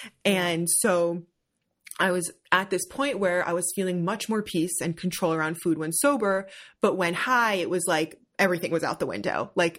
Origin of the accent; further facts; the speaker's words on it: New Jersey, United States; Like I grew up in Jersey.